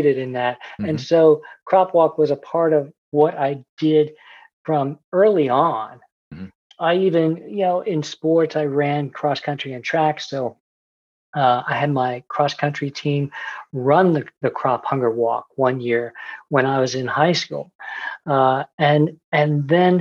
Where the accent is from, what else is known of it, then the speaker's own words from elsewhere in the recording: central Pennsylvania, United States; where I grew up in central Pennsylvania, and I was a PK, a preacher's kid